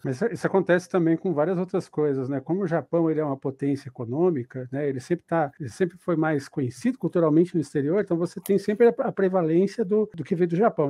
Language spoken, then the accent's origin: Portuguese; Ponta Grossa, Paraná, Brazil; now in São Paulo, Brazil; eu sou de Ponta Grossa